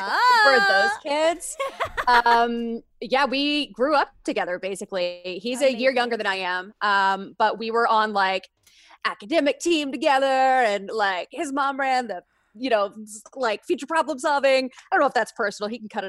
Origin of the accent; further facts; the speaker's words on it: Kentucky, United States; I grew up in Kentucky. I lived, you know, all of my childhood through college years in Kentucky, but I had family in Louisiana.